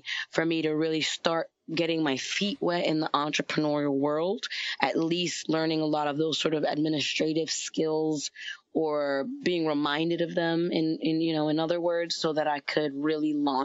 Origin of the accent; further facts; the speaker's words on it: New York, United States; I'm from New York